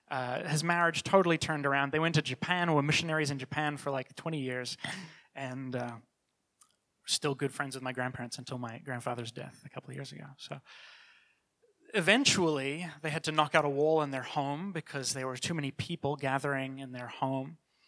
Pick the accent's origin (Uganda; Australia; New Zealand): New Zealand; now in Toronto, Canada; I was born and raised in New Zealand and moved to Toronto in the 90s.